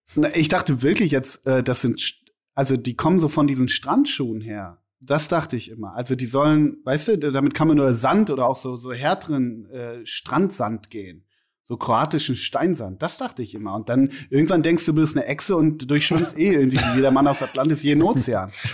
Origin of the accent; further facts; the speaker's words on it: Münster, North Rhine-Westphalia, Germany; in der Halle Münsterland, in Münster, in meiner Heimat